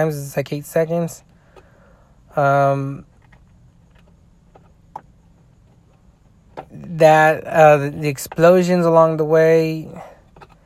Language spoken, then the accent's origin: English; United States; I'm an American